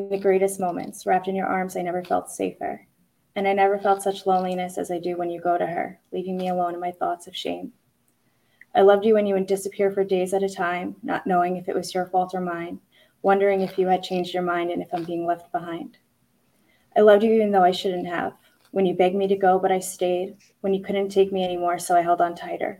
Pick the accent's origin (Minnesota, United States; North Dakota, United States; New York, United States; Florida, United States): New York, United States; Long Island; I am from Long Island.